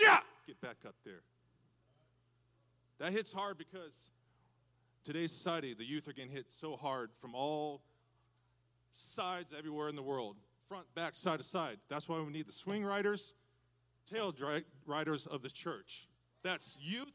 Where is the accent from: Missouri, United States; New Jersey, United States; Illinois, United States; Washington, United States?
Washington, United States; moved away as an adult; I'm from Washington State originally